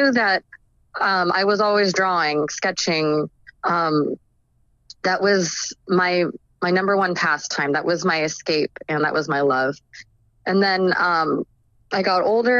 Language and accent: English; Orange County, California, United States; also born or lived in Whittier, California; I grew up in Orange County, California, which is just like a suburb in California. I was born actually in LA County, Whittier, California